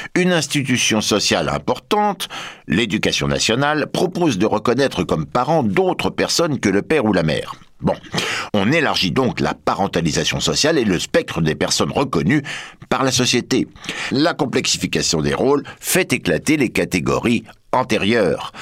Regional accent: France; chez nous en France

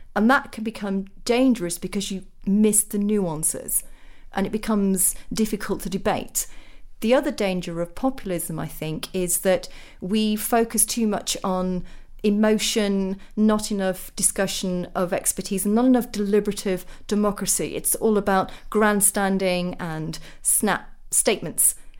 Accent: Sheffield, Yorkshire and the Humber, United Kingdom; I'm a working class Sheffielder by birth. So if you go back to my hometown

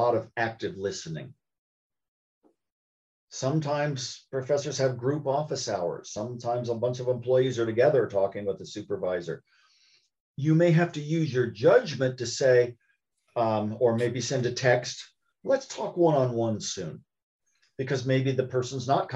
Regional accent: Columbus, Ohio, United States; When I was growing up in Columbus, Ohio

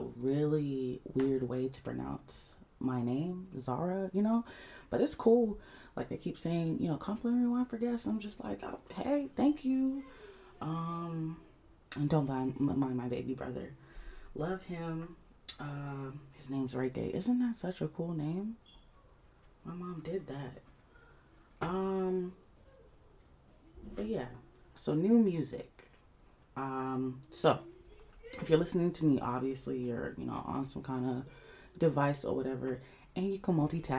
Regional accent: Atlanta, Georgia, United States; I'm Somali American, born and raised on the south side of Atlanta

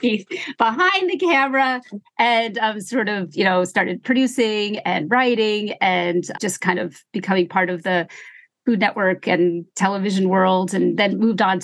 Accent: New Jersey, United States; moved away as an adult; also born or lived in New York City; I grew up in New Jersey

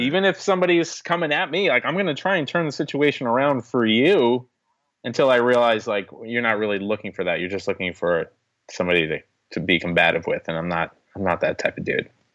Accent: New York, United States; being a New Yorker

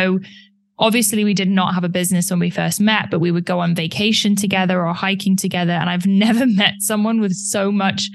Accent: United Kingdom; I'm British, so I'm very polite.

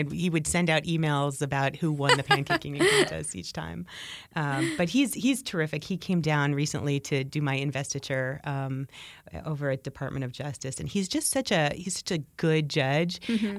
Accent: New Jersey, United States; as I grew up in New Jersey.

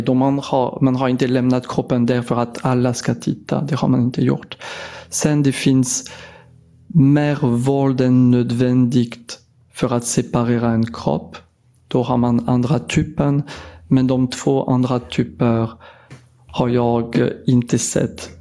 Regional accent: France; Swedish is a second language; moved away as an adult; now in Sweden; jag har blivit specialist i mitt hemland i Frankrike 2007

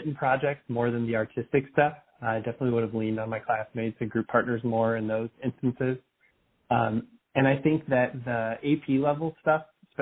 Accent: Arlington Heights, Illinois, United States; I grew up in Arlington Heights, Illinois

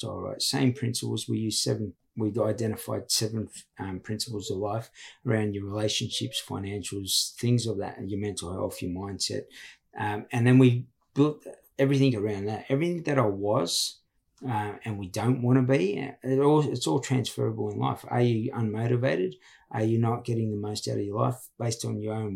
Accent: Sydney, New South Wales, Australia; also born or lived in Walgett; That's my hometown. But I grew up in Redfern

